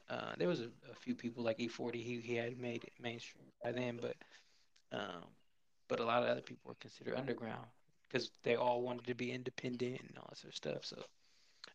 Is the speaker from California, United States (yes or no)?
yes; California, United States; Being a Californian, and the way that she runs has always meant something to me